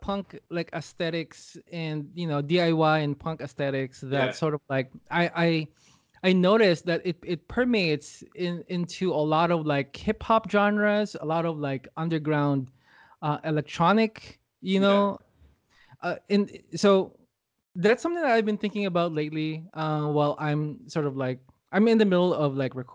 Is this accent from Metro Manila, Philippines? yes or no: yes; Quezon City, Metro Manila, Philippines; moved away as an adult; now in Los Angeles, United States; I'm from Los Angeles, but I was born and raised in Manila, Philippines